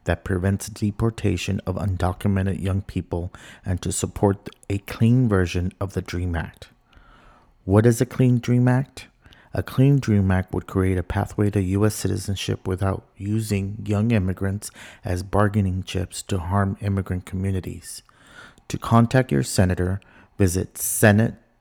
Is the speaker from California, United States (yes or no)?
no; Texas-Mexico border, United States; now in Washington, D.C., United States; Growing up on the Texas-Mexico border, I remember visiting my abuela